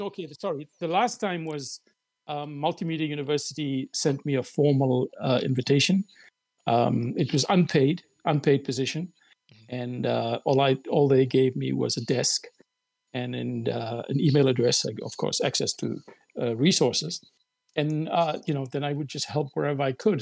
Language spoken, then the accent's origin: English; South Africa; also born or lived in Cape Town; I'm a South African columnist and a writer, an occasional academic. Um, I'm from the Malay community in South Africa and based in Cape Town